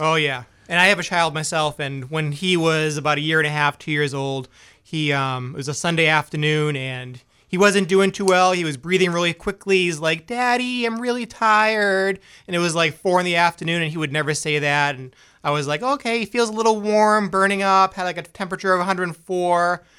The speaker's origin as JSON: {"language": "English", "town": "Boston", "region": "Massachusetts", "country": "United States", "also_born_or_lived": "Biddeford, Maine / New York / Dover", "moved": "yes", "lives_now": "Maine, United States", "said": "I am from Boston originally"}